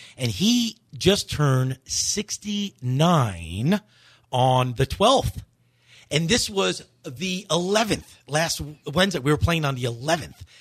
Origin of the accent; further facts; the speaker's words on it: Shoreham, New York, United States; the home that I grew up in.